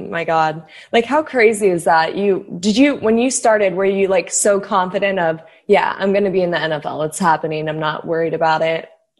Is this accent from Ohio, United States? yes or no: no; Pittsburgh, Pennsylvania, United States; born there; also born or lived in Connecticut / Florida; I was born in Pittsburgh. My grandparents are from there. My mom and dad met in college there. My sisters and I were all born there, but then I moved to Connecticut for 9 years and then to Florida.